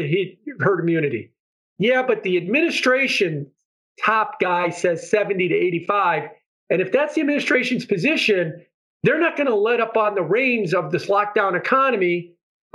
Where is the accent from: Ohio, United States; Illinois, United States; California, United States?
Illinois, United States; Chicago; moved away; I'm from Chicago